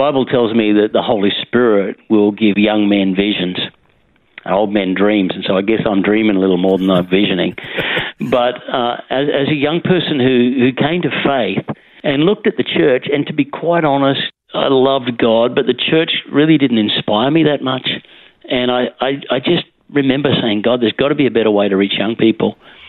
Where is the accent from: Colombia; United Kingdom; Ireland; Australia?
Australia; Dalby, Queensland; also born or lived in Gosford, New South Wales; Yeah, I was born in Gosford in the beautiful Central Coast. Mm-hmm. But my parents, who moved around, particularly through rural Queensland, moved to places such as Dalby, mm-hmm. on the Darling Downs, where I was there some of my formative years